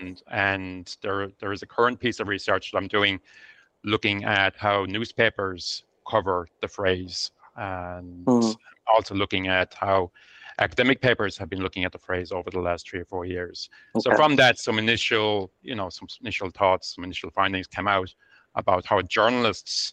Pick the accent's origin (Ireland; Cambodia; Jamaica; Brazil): Ireland; moved away as an adult; also born or lived in China; now in Glasgow, United Kingdom; I'm Irish, and I've worked in the industry there, got my primary education there, but then moved to the UK for my PhD